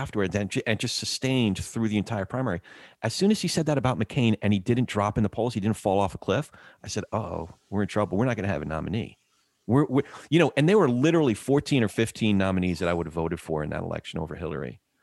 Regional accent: central New Jersey, United States; I grew up in Jersey, s, central Jersey

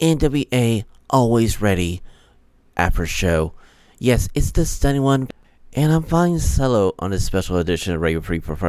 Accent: Knoxville, Tennessee, United States; live from my hometown of Knoxville, Tennessee.

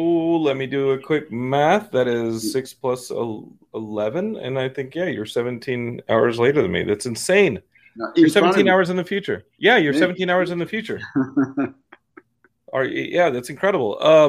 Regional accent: Texas, United States; I'm from Texas. We just have people who will kill you.

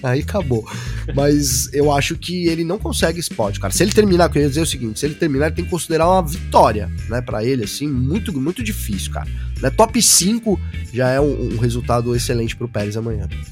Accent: São Bernardo do Campo, São Paulo, Brazil; eu sou de São Bernardo, né? Já falei até hoje aqui, sou batateiro.

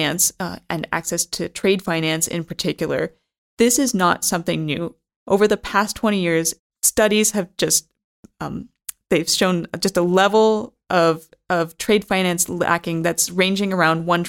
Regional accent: United States; moved away; I'm from the United States originally

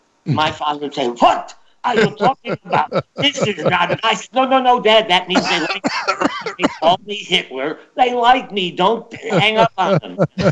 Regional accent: Ohio, United States; born or raised there; also born or lived in Germany

